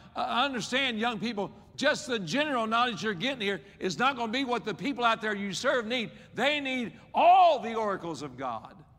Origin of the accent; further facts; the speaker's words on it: West Virginia, United States; I was raised in West Virginia